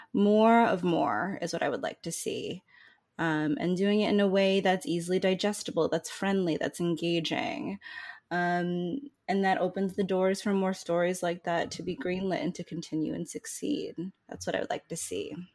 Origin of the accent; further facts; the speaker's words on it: Northeast, United States; I'm also from the Northeast and I don't sound like